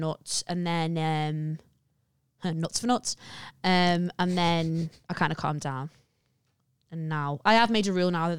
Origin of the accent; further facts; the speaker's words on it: Liverpool, North West England, United Kingdom; I'm from Scotty Road.